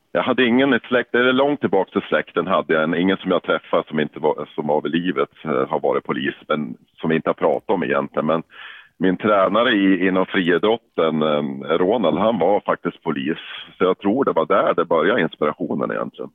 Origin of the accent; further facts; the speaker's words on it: Yxskaftkälen, Jämtland, Sweden; accent: Jämtland dialect; now in Umeå, Sweden; jag är jämtlänning i grund och botten. Född i en liten by som heter Yxskaftkärlen